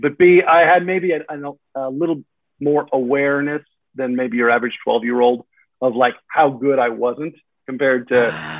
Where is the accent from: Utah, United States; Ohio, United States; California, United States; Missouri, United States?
California, United States; Walnut Creek; moved away as an adult; now in Nevada, United States; I grew up in Northern California, East Bay Area, Walnut Creek, California. And then my post-college exploration of things outside of broadcasting brought me to Southern California